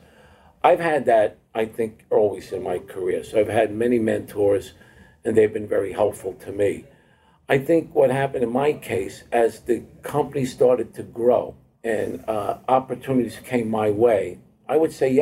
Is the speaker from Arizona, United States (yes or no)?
no; Hoboken, New Jersey, United States; we grew up in Hoboken, New Jersey